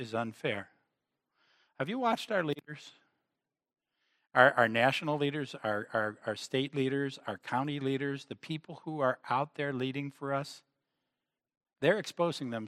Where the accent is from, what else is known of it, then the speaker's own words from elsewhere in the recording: United States; as Americans